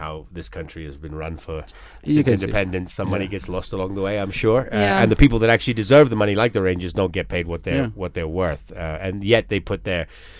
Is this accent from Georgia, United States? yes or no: no; Florida, United States; and I grew up on the Atlantic, actually, in Florida, yet...